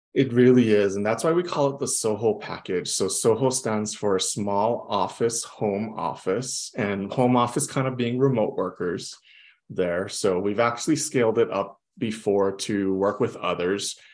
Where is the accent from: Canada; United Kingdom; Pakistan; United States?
United States; Hawaii; also born or lived in Las Vegas / Houston / San Francisco; I'm from Hawaii, born mm-hmm. and raised in Hawaii